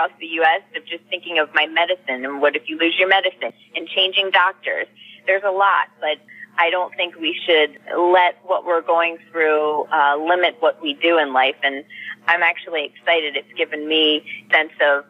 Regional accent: Pennsylvania, United States; moved away as an adult; also born or lived in Sacramento area, California; now in Sacramento, United States; we were both born and raised in Pennsylvania

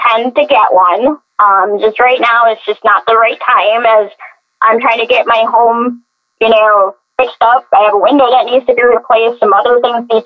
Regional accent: Buffalo, New York, United States; I come from Buffalo, New York, where it snows

